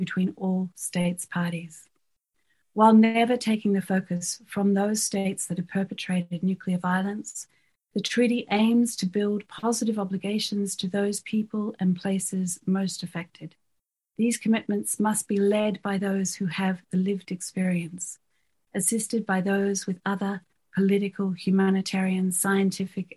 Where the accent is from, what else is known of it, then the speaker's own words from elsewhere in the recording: Australia; also born or lived in Fiji; having grown up in Australia and the Pacific in the Cold War